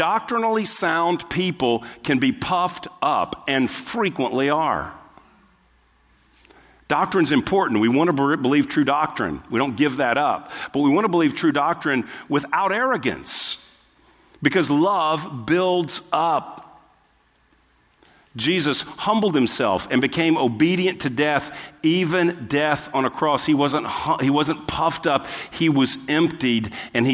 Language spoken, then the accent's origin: English; Texas, United States; we're from the South, or we're from Texas, and so we kind of grew up with our manners